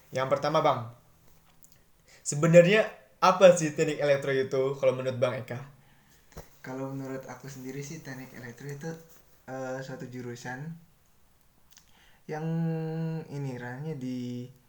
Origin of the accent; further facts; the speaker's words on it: Kudus, Central Java, Indonesia; Kalau saya asli Kudus.